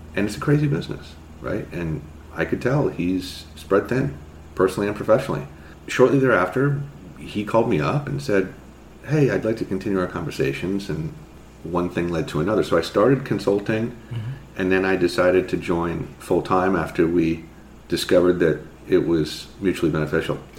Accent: Marin, California, United States; moved away as an adult; also born or lived in New York City; I grew up in Marin

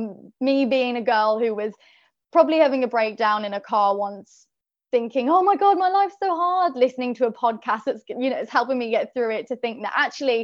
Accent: Birmingham, West Midlands, United Kingdom; now in London, United Kingdom; I'm from Birmingham in the UK, but I live in London

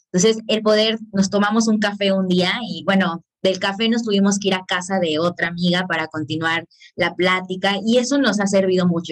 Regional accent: Cancún, Quintana Roo, Mexico; yo soy de Cancún

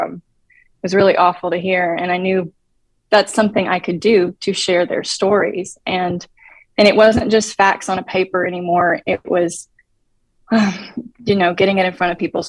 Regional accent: Tennessee, United States; moved away as an adult; now in Dallas, United States; I'm from Tennessee, and I grew up in a very safe environment

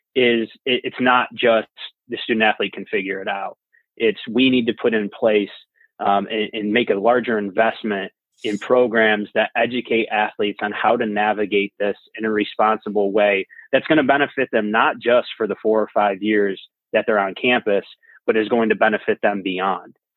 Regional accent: Utica, New York, United States; I grew up in Utica, New York

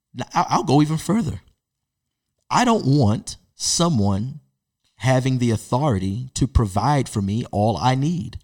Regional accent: Baltimore, Maryland, United States; as a Baltimore-born Baltimore Ravens fan

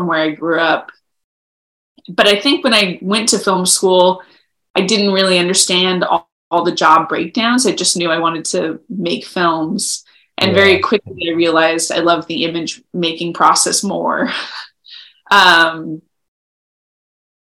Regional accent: Los Angeles, California, United States; moved away as an adult; also born or lived in Ithaca, New York; I grew up in Los Angeles, surrounded by movies

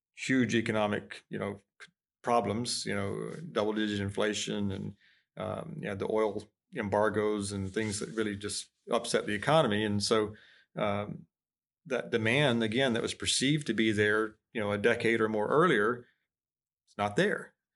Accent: Florida, United States; moved away; I'm from Florida

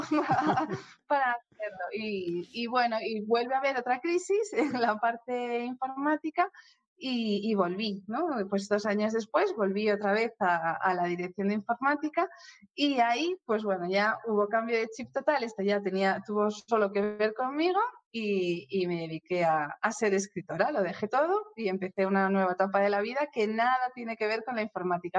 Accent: Oviedo, Asturias, Spain; moved away as an adult; also born or lived in Madrid; Yo nací en Oviedo, sí, sí, me crié en Oviedo, estudié en Oviedo y, hasta los 18 años

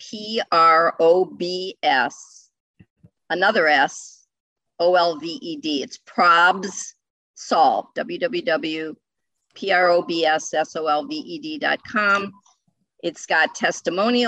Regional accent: Ohio, United States; moved away as an adult; now in New England, United States; I'm from the Midwest. I'm from Ohio

